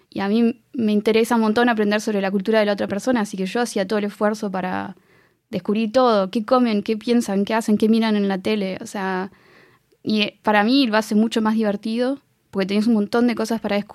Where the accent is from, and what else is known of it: Argentina; now in France